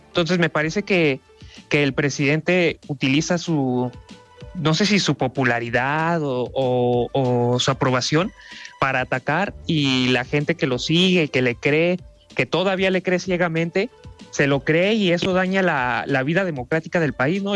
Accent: Mexico; como mexicanos

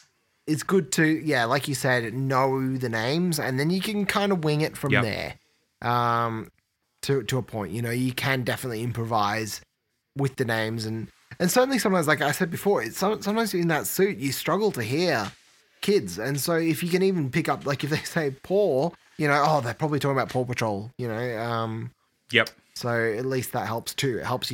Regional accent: Australia; And being Australian too, I think we'll see that happen.

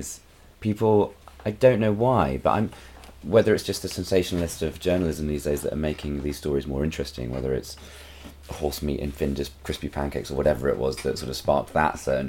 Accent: New Forest, South East England, United Kingdom; Where I grew up in the New Forest

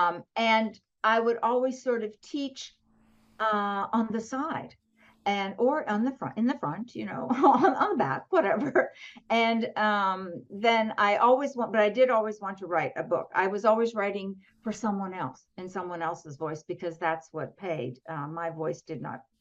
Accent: southwestern Pennsylvania, United States; now in Atlanta, United States; I grew up in a small town in southwestern Pennsylvania.

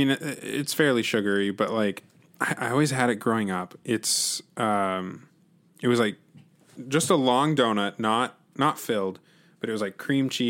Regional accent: Devils Lake, North Dakota, United States; moved away; I was born in Devil's Lake

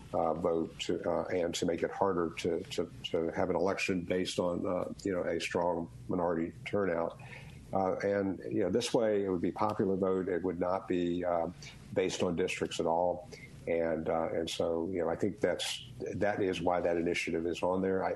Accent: Georgia, United States; now in Oxford, United States; I'm from Georgia. My driver's license, Jimmy Carter was governor of Georgia, the first driver's license I ever had

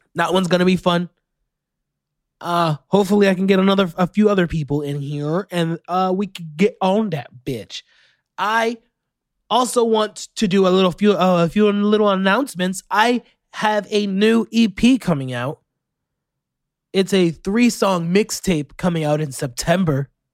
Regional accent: Orlando, Florida, United States; you had a crash land in my hometown. That's where I'm from.

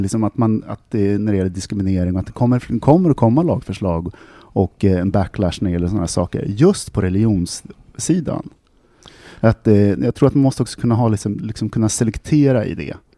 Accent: Sweden; jag är svensk

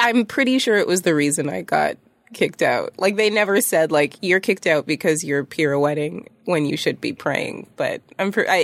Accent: Toronto, Ontario, Canada; I went to Toronto French School from like junior kindergarten till seventh grade

